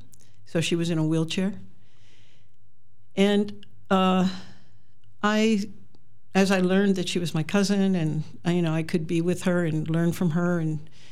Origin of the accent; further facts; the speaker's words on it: Western Pennsylvania, United States; moved away as an adult; also born or lived in Chicago / Miami, Florida; now in Ontario, Wisconsin, United States; I originated in Pennsylvania, Western Pennsylvania, the hills, and I landed in Chicago for quite a long time.